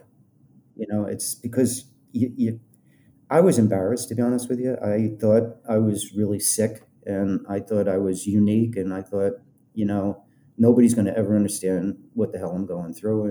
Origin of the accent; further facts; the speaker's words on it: Colorado, United States; moved away as an adult; also born or lived in Los Angeles; I'm from Colorado.